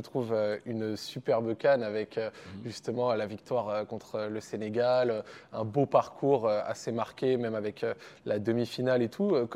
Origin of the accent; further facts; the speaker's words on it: Morocco; en tant que Marocain